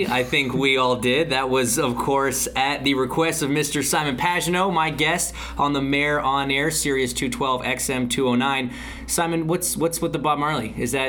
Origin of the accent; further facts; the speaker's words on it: Canada; As you know, I'm Canadian.